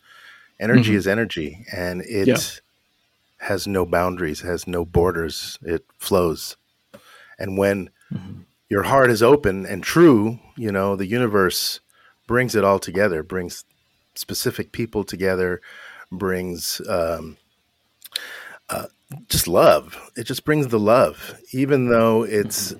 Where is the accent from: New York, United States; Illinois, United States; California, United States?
California, United States; Los Angeles; I grew up in Hollywood, California, to immigrant parents, immigrant mother and father from Naples, Italy